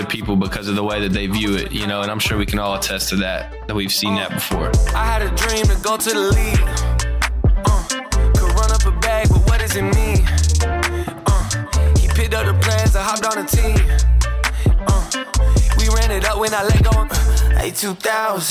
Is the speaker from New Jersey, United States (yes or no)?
no; Brunswick, Georgia, United States; I grew up in Brunswick, Georgia, a small town in South Georgia